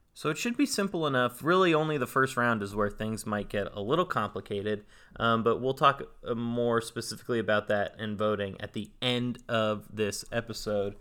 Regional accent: Northern California, United States; I'm from Northern California, A K A the yay

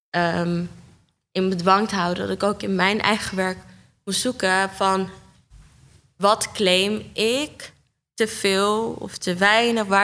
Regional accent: Amsterdam, North Holland, Netherlands; also born or lived in Almere; ja, ik kom uit Amsterdam Noord, Almere en Bosselommer.

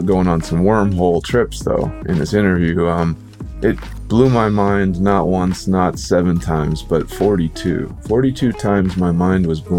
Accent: Shreveport, Louisiana, United States; I grew up in Shreveport, so I kind of crossed the border into Texas every once in a while, Fort Worth, Dallas, that kind of area.

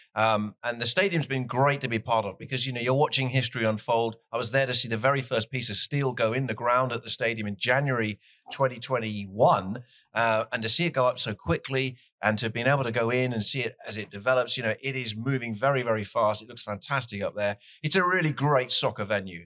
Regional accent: Plymouth, South West England, United Kingdom; moved away as an adult; now in Nashville, United States; I'm from Plymouth in the UK. We're a Division 3 team. We've never been in the Premier League, but I support them because that's my hometown

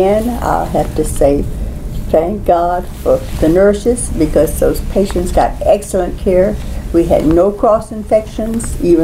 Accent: Alabama, United States; I came from Alabama.

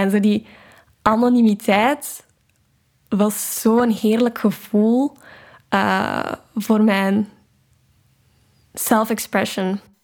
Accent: Vilvoorde, Flanders, Belgium; moved away as an adult; now in Amsterdam, Netherlands; Ik ben 22 jaar en ik kom uit Vilvoorde, een gemeente dicht bij Brussel

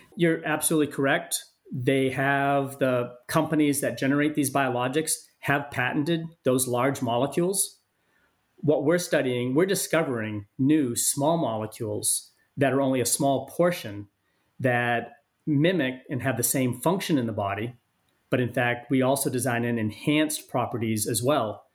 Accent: Maine, United States; moved away; also born or lived in San Diego; my home state of Maine

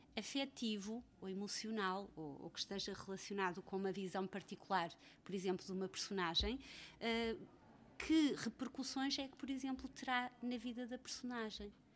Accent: Freixo de Espada à Cinta, Bragança District, Portugal; moved away; also born or lived in Mozambique; nasci em Moçambique e cresci em Freixo Espada à Cinta

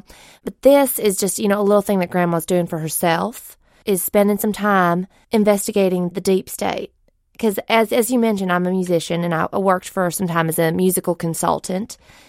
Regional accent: Sheol, South Carolina, United States; Oh, you know, I grew up in Sheol, South Carolina.

